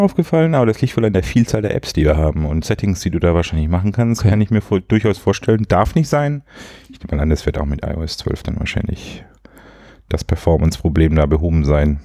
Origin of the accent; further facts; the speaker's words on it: Swabia, Baden-Württemberg, Germany; ich als Schwabe